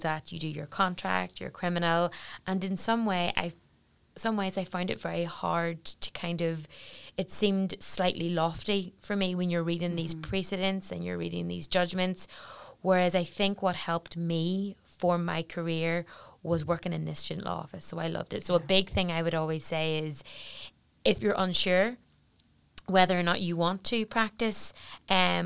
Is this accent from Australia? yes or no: no; Belfast, Northern Ireland, United Kingdom; also born or lived in Newcastle upon Tyne; I came home from Newcastle and I came home to Belfast